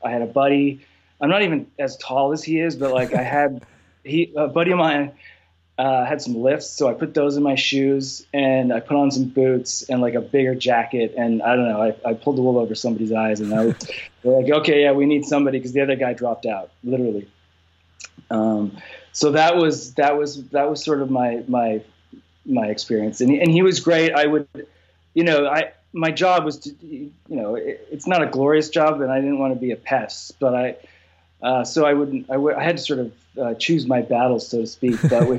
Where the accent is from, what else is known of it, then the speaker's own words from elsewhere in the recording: Canada; I'm, by the way, I'm Canadian, so I sort of fall in between, I guess.